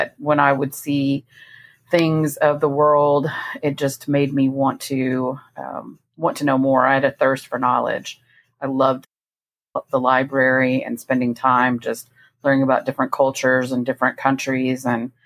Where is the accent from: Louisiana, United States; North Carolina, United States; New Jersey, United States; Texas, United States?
Texas, United States; Victoria; I was born in Victoria, Texas, so about 125 miles southwest of Houston